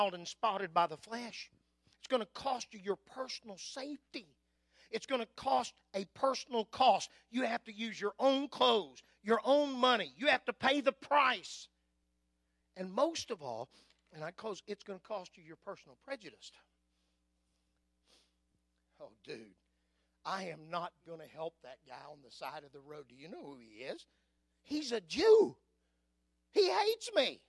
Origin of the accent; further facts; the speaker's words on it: Anadarko, Oklahoma, United States; I was raised on East Side Main Street in Anadarko, Oklahoma